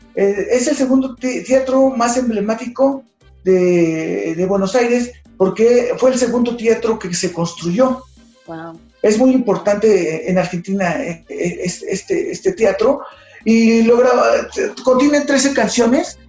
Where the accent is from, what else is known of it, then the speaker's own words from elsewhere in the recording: Mexico; como mexicanos